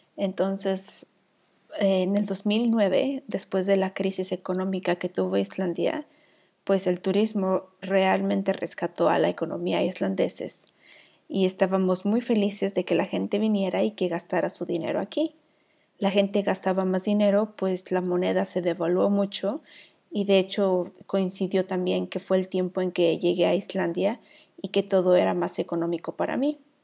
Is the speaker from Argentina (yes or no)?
no; Mexico; now in Iceland; soy la vikinga mexicana